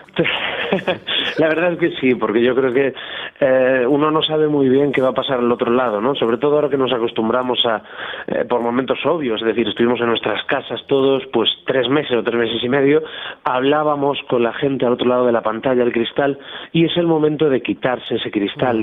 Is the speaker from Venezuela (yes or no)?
no; Galicia, Spain; soy un gallego andaluz